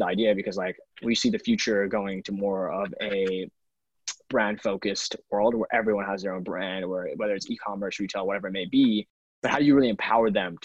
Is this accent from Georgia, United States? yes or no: yes; Atlanta, Georgia, United States; moved away as an adult; now in New York City, United States; I grew up in Atlanta, Georgia for most of my life. I now live in New York City.